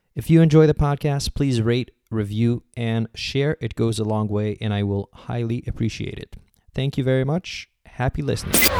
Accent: New York, United States; I'm I'm a New Yorker

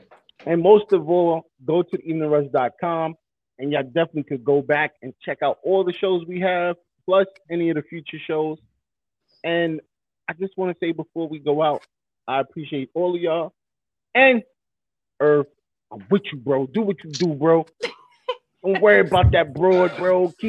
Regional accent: New York City, New York, United States; I'm from Brooklyn all day, every day, twice on Sunday.

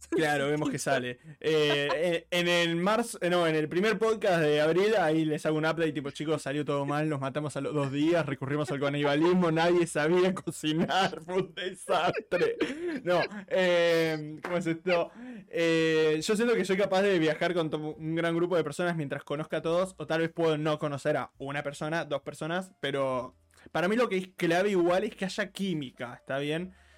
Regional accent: Argentina; yo muchos años fui seguido a San Bernardo, eh, la típica de los abuelos que tienen casa en la costa

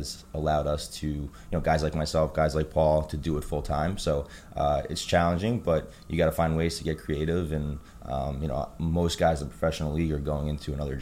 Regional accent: New York, United States; from New York. Grew up here originally

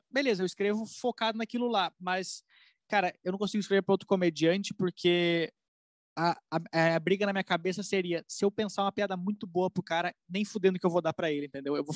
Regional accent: Rio Grande do Sul, Brazil; now in São Paulo, Brazil; eu cheguei aqui em São Paulo, eu quero ser comediante eu vim do Rio Grande do Sul

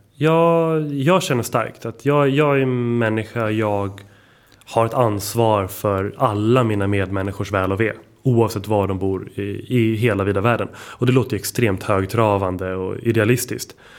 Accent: Stockholm, Stockholm County, Sweden; Jag är faktiskt född och uppväxt här på Södermalm där vi är just nu

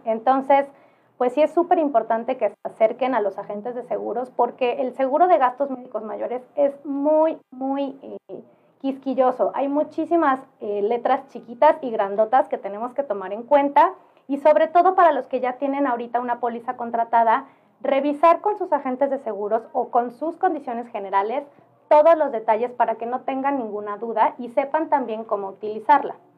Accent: Oaxaca, Mexico; yo soy oaxaqueña

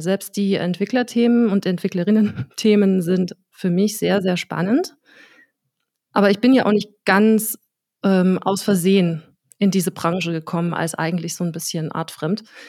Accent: Dresden, Saxony, Germany; ich bin Dresdner Pflanze, also einfach Dresdnerin. Ich habe in Dresden TU, an der TU Dresden Soziologie studiert, bin hier auch vorher geboren

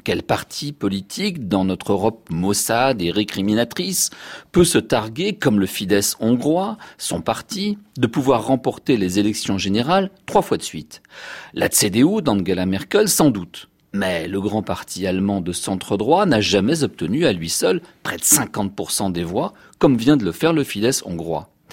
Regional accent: France; chez nous en France

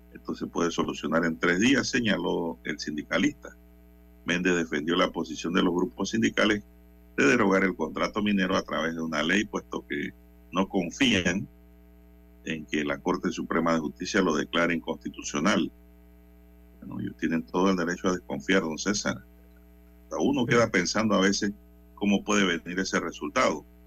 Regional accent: Panama; nosotros también como panameños

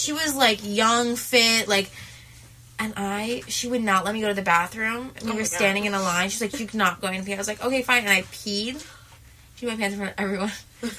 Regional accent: New York, United States; I'm also from New York

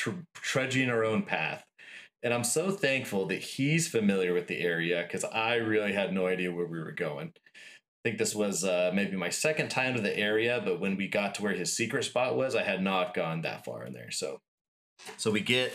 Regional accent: Yucca Valley, California, United States; I grew up in Yucca Valley

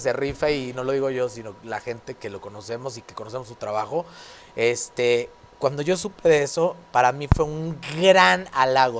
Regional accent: Torreón, Coahuila, Mexico; así somos la gente de Torreón

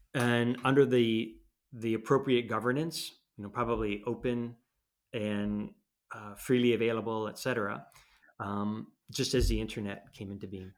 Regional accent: United States; now in Europe; I'm an American

